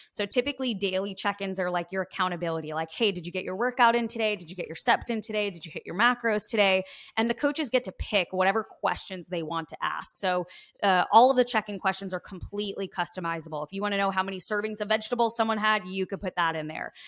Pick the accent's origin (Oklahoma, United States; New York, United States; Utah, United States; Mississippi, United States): New York, United States; Long Island; I am coming from Long Island, New York, born and raised